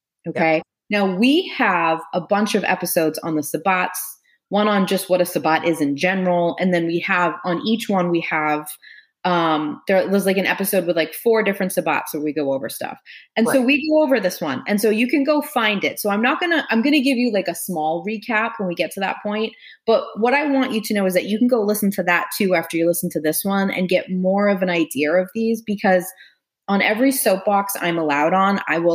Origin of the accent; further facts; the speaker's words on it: United States; as Americans